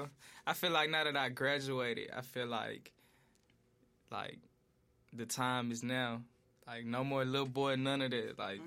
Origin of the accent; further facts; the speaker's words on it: Memphis, Tennessee, United States; Growing up in East Memphis